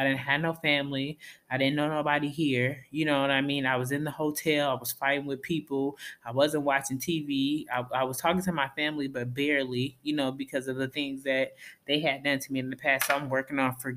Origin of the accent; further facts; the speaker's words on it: Minnesota, United States; moved away; I'm from Minnesota, where we're nice